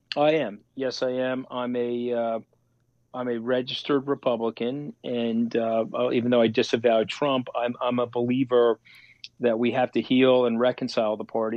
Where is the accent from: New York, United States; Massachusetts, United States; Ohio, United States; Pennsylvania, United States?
New York, United States; New York City; I'm a New Yorker